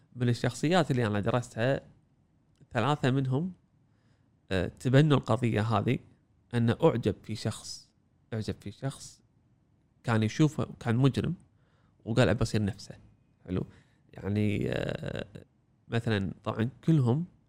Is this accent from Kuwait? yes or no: yes; Kuwait; إحنا عندنا بالكويت